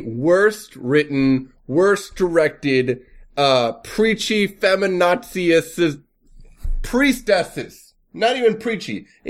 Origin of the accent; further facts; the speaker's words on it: United States; I'm American.